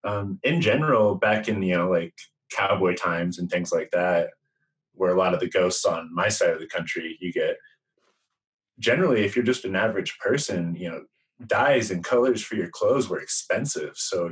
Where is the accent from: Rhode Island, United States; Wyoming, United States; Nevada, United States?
Nevada, United States; Las Vegas; I'm from Las Vegas originally. I grew up in Nevada. My dad's also from Nevada.